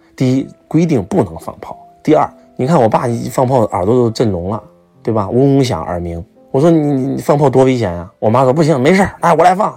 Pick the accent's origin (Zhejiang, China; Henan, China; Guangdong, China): Henan, China; accent: Henan dialect; 我们河南话把它叫马吉利尔